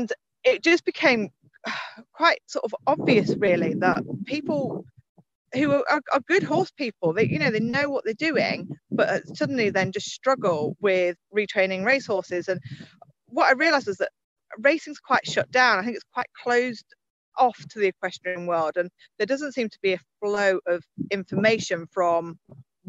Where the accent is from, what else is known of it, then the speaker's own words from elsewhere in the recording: Suffolk, East of England, United Kingdom; I grew up in Suffolk, not too far away from Newmarket